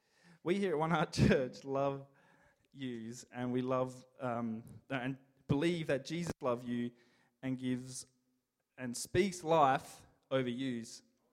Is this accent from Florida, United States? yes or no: no; Detroit, Michigan, United States; From Detroit. I'm from Detroit.